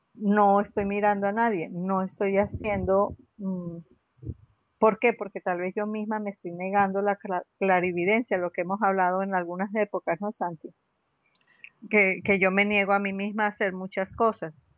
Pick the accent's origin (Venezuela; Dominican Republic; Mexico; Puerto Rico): Venezuela; Caracas, Capital District; moved away as an adult; also born or lived in Bogotá, Colombia; now in Santa Marta, Colombia; ¿De dónde soy? De Caracas.